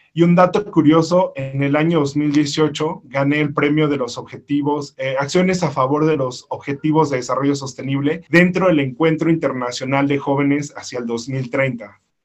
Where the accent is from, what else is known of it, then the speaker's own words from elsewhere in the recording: Mexico; originario de México